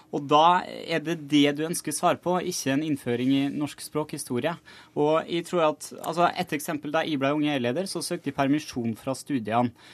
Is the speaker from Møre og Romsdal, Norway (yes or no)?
yes; Møre og Romsdal, Norway; jeg kommer jo sjøl fra Møre og Romsdal